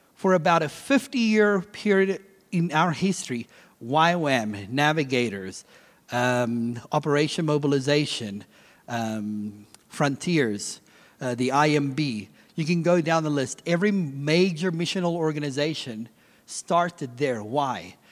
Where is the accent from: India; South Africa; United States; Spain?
South Africa; moved away; I'm originally from South Africa